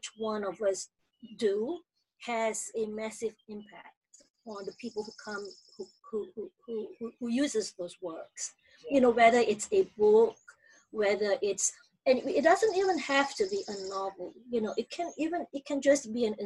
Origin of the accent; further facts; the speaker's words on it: Malaysia; moved away as an adult; now in United States; I grew up in Malaysia, and then I came to school in the US